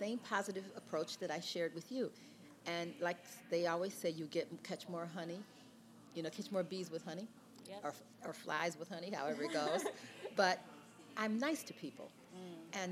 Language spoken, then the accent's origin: English; Cleveland, Ohio, United States; moved away as an adult; also born or lived in Chicago / New York; I grew up in the Midwest in Cleveland.